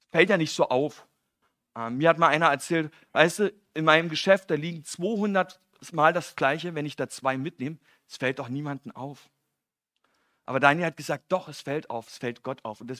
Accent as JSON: {"language": "German", "region": "East Germany", "country": "Germany", "said": "Ich komme ja aus dem Osten"}